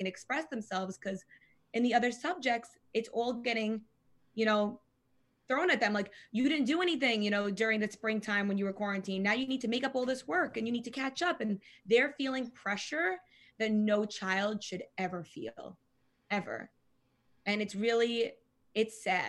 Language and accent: English; Long Island, New York, United States; I'm from Long Island